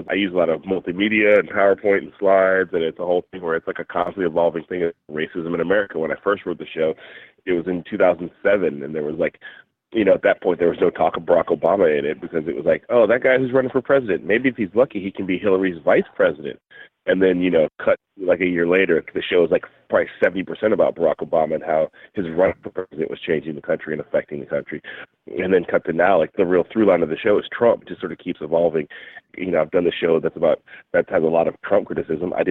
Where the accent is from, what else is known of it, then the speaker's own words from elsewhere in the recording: Berkeley, California, United States; it's being centered in my hometown where I live in Berkeley, California